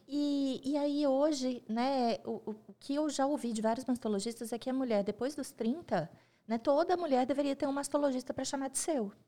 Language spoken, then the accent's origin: Portuguese; Coronel Fabriciano, Minas Gerais, Brazil; moved away as an adult; now in Belo Horizonte, Brazil; eu sou nascida em Coronel Fabriciano, mineira do interior